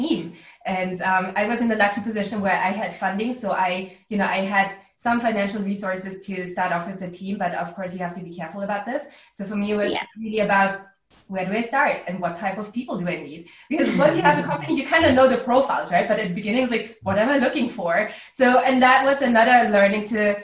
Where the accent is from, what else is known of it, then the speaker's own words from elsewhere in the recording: Austria; also born or lived in United States; now in Berlin, Germany; I grew up in Austria